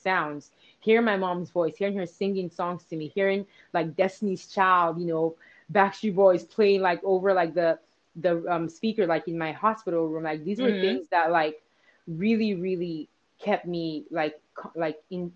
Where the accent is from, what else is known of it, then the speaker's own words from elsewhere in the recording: Nigeria; growing up in Nigeria